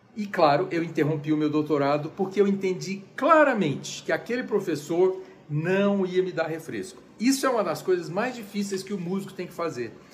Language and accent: Portuguese; Brasília, Federal District, Brazil; moved away as an adult; also born or lived in United States; voltei para Brasília, minha cidade natal